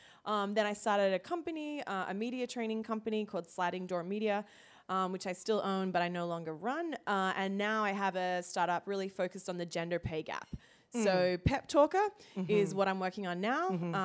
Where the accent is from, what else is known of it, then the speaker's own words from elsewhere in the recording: Australia; moved away as an adult; also born or lived in United Kingdom / Zimbabwe / Italy; now in United States; So I'm originally from Australia. So I've lived there. I've lived in the UK. I've lived in Zimbabwe, Italy, and now here in the US.